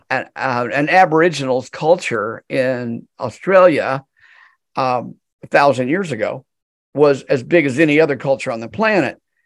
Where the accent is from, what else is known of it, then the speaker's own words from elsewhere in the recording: United States; I'm American